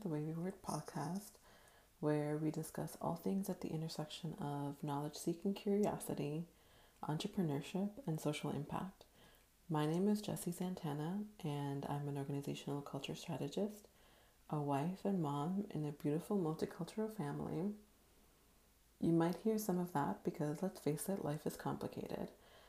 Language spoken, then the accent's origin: English; Dominican Republic; born there; So I was born in Dominican Republic to a country boy at heart bank manager by day